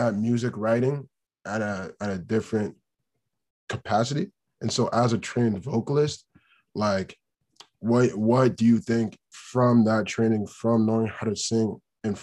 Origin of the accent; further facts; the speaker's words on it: Dayton, Ohio, United States; We are both from Dayton